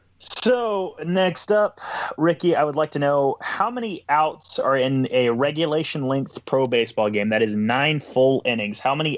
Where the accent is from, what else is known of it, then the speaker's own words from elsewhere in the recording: United States; accent: southern; I'm American.